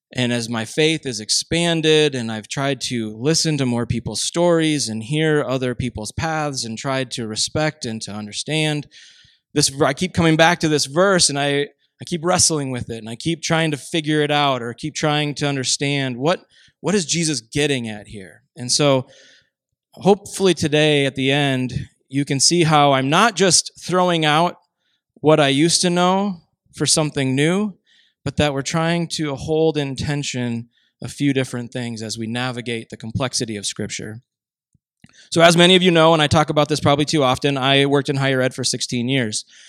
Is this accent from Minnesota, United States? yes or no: yes; Minnesota, United States; I grew up in Minnesota